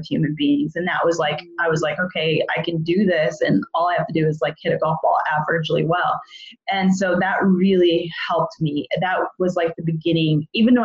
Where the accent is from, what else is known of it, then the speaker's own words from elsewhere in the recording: Edmonton, Alberta, Canada; I'm from Edmonton, Alberta, Canada